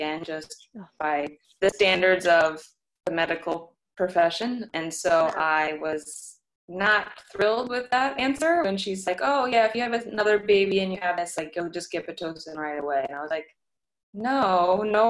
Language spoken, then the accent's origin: English; St. Louis, Missouri, United States; now in New York, United States; I'm from St. Louis originally, and I moved to New York pretty much on my own.